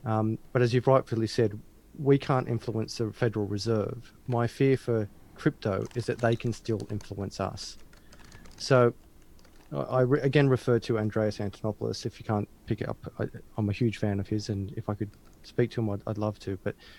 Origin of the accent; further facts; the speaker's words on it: Australia; especially it's difficult when I'm an Aussie. It's part of my language, but I do my best.